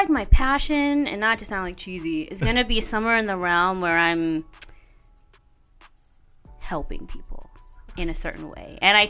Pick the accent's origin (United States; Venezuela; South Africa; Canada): United States; Indianapolis, Indiana; also born or lived in Chicago / San Diego; now in Los Angeles, United States; I'm from Indianapolis, so Midwest.